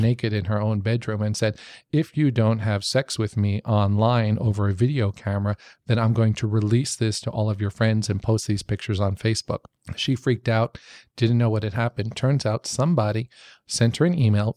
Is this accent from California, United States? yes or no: no; New York, United States; I grew up in New York.